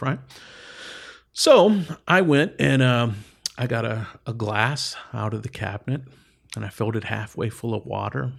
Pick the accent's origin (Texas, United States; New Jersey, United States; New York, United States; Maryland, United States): Texas, United States; East; moved away as an adult; I grew up in East Texas